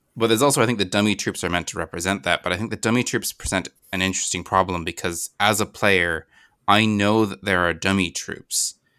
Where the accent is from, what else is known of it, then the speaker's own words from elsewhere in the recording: Virginia, United States; growing up in Virginia